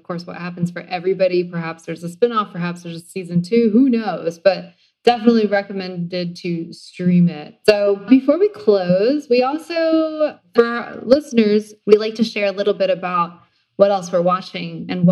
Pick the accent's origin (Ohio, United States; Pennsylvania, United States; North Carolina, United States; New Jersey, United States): North Carolina, United States; Charlotte; I grew up in Charlotte, North Carolina